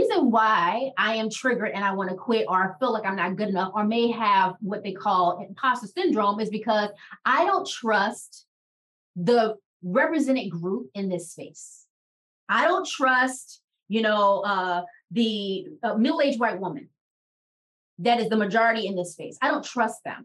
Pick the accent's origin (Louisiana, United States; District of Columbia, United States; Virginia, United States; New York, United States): District of Columbia, United States; Washington; Shara and I grew up in Washington, D.C.